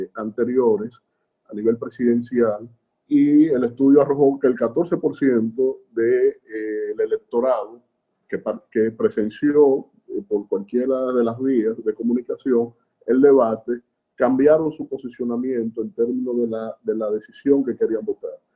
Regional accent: Dominican Republic; de un país como República Dominicana, nuestro país

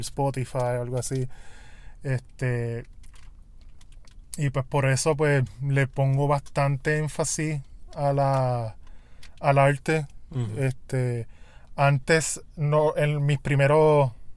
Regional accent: Puerto Rico; mi realidad como puertorriqueño

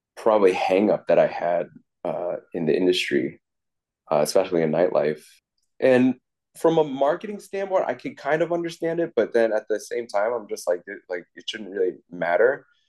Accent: Piscataway, New Jersey, United States; moved away as an adult; also born or lived in Flushing, Queens, New York / New York; now in Bay Area, California, United States; my parents moved us out to the suburbs in Piscataway, New Jersey

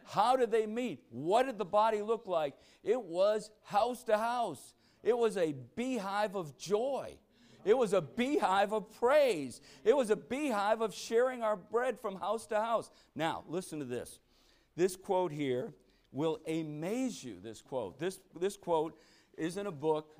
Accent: Newton, Massachusetts, United States; moved away; also born or lived in Needham, Massachusetts; I grew up in Newton, Massachusetts. And eventually, I went to junior high school in Needham, Mass

